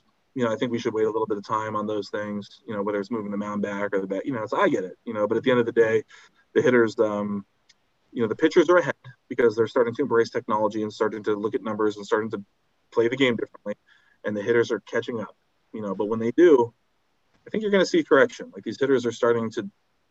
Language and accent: English; Cleveland, Ohio, United States; my hometown team, the Indians